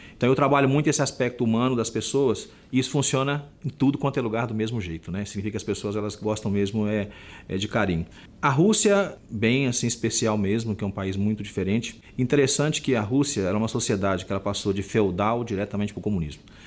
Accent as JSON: {"language": "Portuguese", "region": "Minas Gerais", "country": "Brazil", "said": "como bom mineiro que eu sou"}